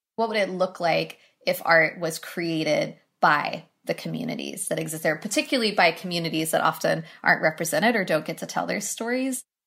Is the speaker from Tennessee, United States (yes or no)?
yes; Knoxville, Tennessee, United States; I was born and raised in Knoxville, Tennessee